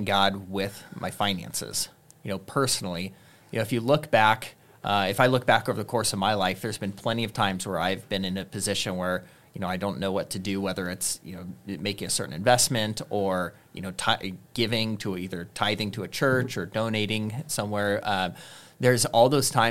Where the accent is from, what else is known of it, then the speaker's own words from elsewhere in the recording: Bay Area, California, United States; moved away as an adult; now in Redding, United States; I grew up in the Bay Area, moved up here in 99